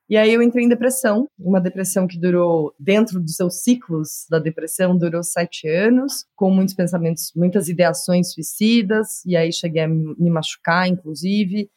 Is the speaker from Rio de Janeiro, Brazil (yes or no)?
no; Curitiba, Paraná, Brazil; moved away as an adult; also born or lived in São Paulo; eu sou curitibana, filha única, de uma criação bastante é, convencional, né? E quando eu me mudei para São Paulo, em, com 23 anos